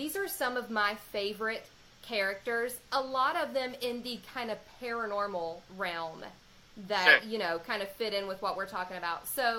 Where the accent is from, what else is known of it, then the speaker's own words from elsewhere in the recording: West Virginia, United States; I'm from West Virginia.